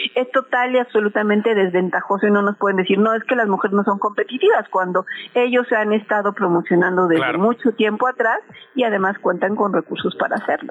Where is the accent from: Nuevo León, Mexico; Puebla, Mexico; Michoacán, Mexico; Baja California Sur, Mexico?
Puebla, Mexico; soy poblana